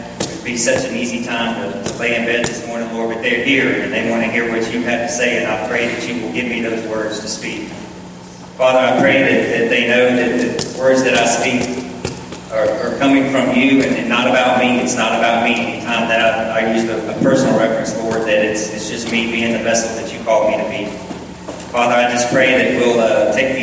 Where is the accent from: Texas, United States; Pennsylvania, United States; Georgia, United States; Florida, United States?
Georgia, United States; Marietta; also born or lived in Powder Springs, Georgia; I grew up in Marietta, and my father was very active in the church